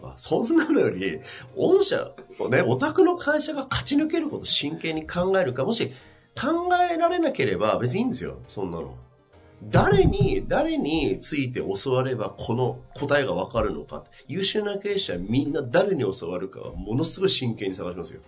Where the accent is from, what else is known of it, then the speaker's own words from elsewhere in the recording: Tsubame-Sanjo, Niigata, Japan; 僕のふるさとの新潟県燕三条